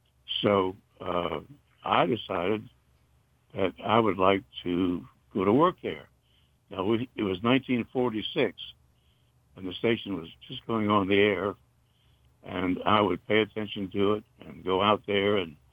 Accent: Jacksonville, North Carolina, United States; I'm from Jacksonville, North Carolina."

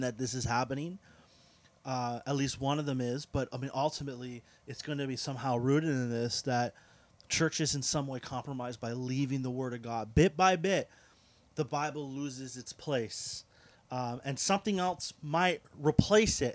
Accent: Canada; for us in the West, we're, we're Canadian, uh, so we are more secular

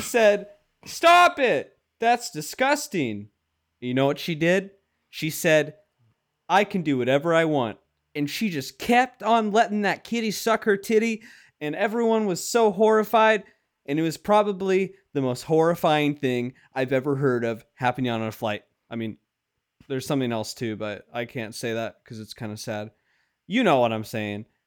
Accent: Washington, United States; I'm from Washington, so it's c, f, somewhat local.

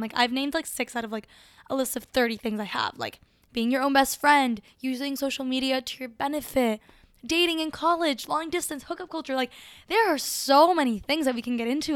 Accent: Caracas, Capital District, Venezuela; moved away; was born in Caracas, Venezuela, and it's beautiful.

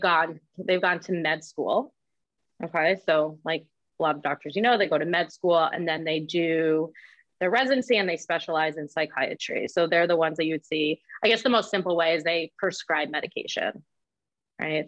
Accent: Westchester County, New York, United States; I'm a bit north of the city, Westchester County

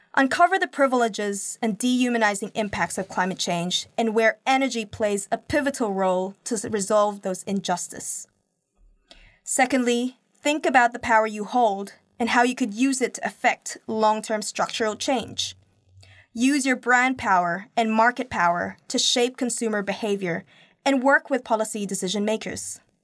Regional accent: Philippines; now in Auckland, New Zealand; my home country

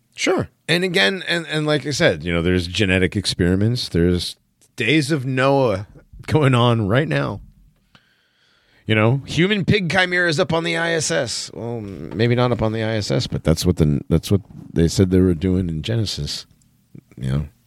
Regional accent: East Hartford, Connecticut, United States; I grew up in Connecticut

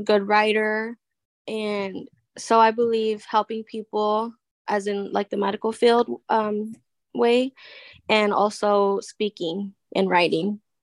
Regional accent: California, United States; I'm from California.

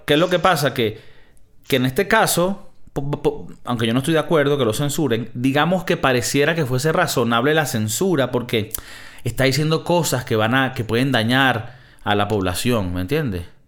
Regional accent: Venezuela; moved away; soy de Venezuela

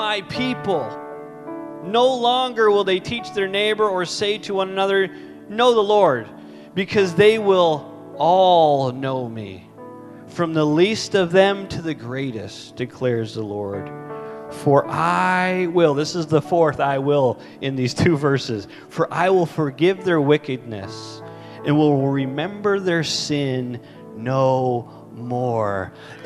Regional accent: Canada; as a Canadian

